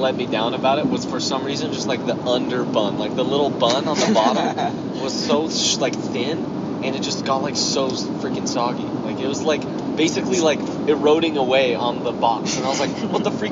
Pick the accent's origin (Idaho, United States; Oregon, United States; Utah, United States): Utah, United States; Alpine; I'm from Alpine, Utah. Been living there my whole life